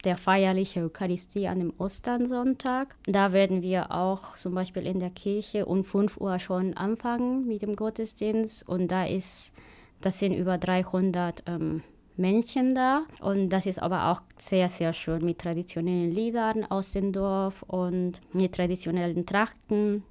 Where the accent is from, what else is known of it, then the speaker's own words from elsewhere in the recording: Tarija, Bolivia; German is a second language; now in Germany; bei uns in Tarija